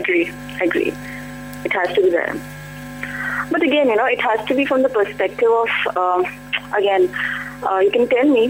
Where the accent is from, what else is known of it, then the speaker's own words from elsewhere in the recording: Delhi, India; For the last 28 years, I have been in Delhi